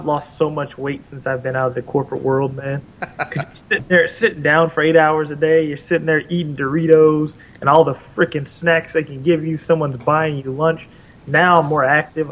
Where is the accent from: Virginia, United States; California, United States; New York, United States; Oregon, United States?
Oregon, United States; Portland; moved away; I grew up in Portland, Oregon